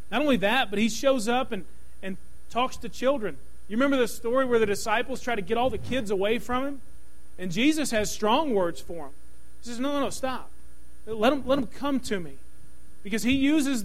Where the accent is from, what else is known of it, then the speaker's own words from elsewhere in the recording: Louisville, Kentucky, United States; I grew up in Kentucky